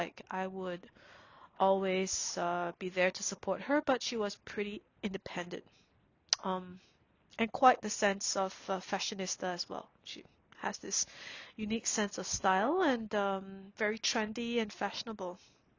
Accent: Singapore; growing up in Singapore, we have helpers, who stay in the house and does everything for us.

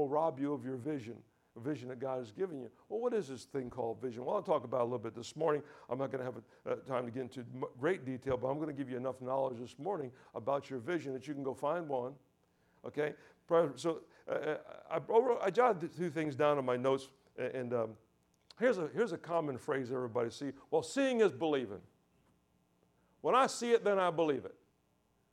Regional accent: New York, United States; also born or lived in Deerfield Beach, Florida / Boynton Beach, Florida; now in Key West, United States; I grew up in church all my life, okay? You know, I come from New York

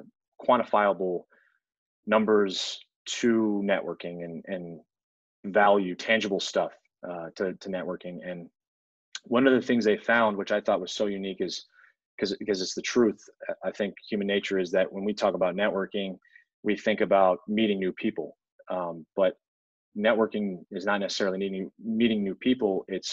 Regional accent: Italy; born there; also born or lived in everywhere; I was born overseas in Italy, but I've lived everywhere. My dad was military

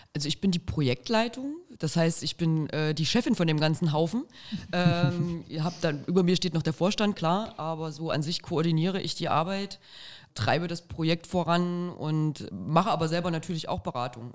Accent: Arnstadt, Thuringia, Germany; ich komme ja aus Arnstadt, schöne kleine Stadt in Thüringen

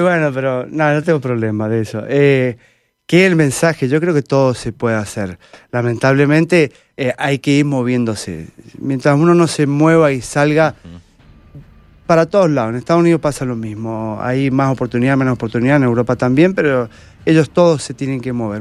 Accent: Mendoza, Argentina; soy mendocino y por ahora estoy acá.

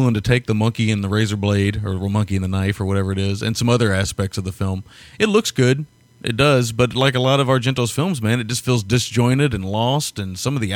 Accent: the South, United States; As a Southerner

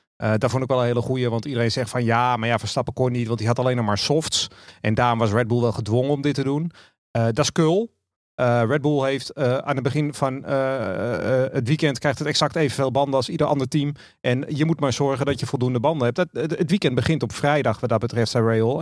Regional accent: Netherlands; als Nederlander

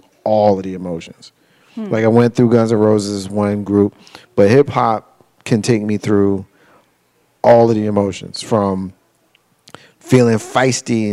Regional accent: New Jersey, United States; I grew up in New Jersey.

